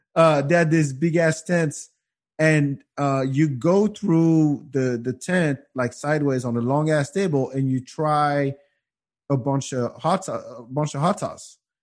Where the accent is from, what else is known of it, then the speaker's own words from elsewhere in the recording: France; moved away; also born or lived in Africa; growing up in France